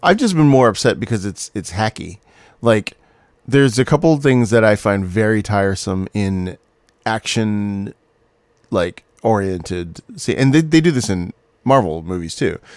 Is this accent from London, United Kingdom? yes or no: no; Scotland, United Kingdom; accent: Scottish; now in Los Angeles, United States; my Scottish accent